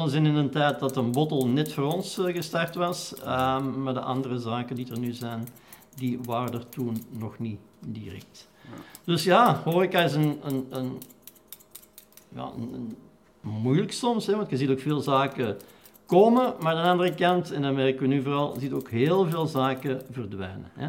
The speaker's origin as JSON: {"language": "Dutch", "town": "Wortel", "region": "Flanders", "country": "Belgium", "tie": "born or raised there", "said": "weerskanten hadden een café hè, in Wortel en in Kastel. Dus ik ben letterlijk opgegroeid, groot geworden op de Schotterkesbak op de miljard."}